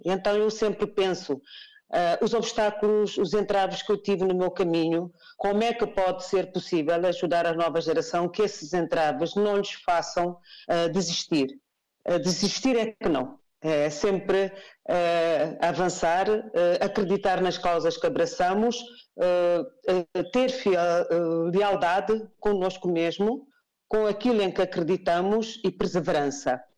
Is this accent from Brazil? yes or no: no; Guinea-Bissau; Não sou guineense apenas porque nasci na Guiné-Bissau. Eu sou guineense porque escolhi a Guiné-Bissau como a minha primeira opção.